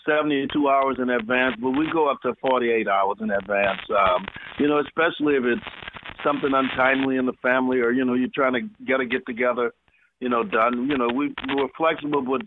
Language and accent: English; New Orleans, Louisiana, United States; moved away as an adult; now in Seattle, United States; I'm originally from New Orleans, and I've been here in Seattle for the last 27 years